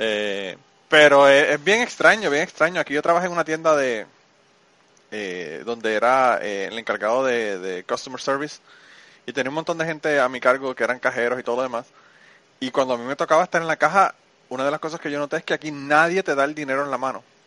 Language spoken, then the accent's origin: Spanish; Puerto Rico; now in United States; yo vengo de Puerto Rico